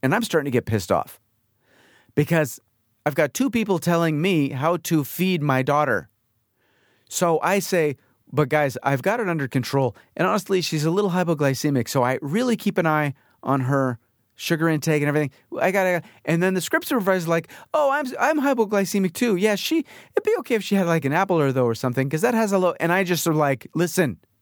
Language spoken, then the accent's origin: English; New York, United States; moved away as an adult; now in California, United States; we grew up in New York